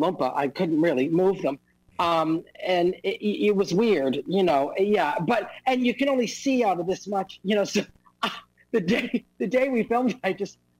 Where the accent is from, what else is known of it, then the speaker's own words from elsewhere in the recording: Boston, Massachusetts, United States; now in New York, United States; I'm from Massachusetts, Boston, we say Mario